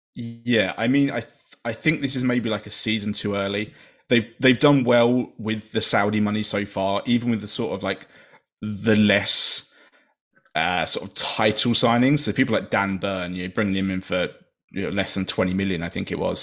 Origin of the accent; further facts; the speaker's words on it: England, United Kingdom; as an English person